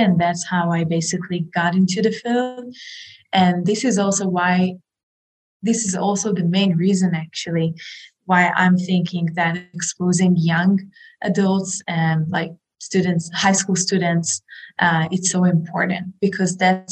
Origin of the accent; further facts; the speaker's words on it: Israel; I grew up in Israel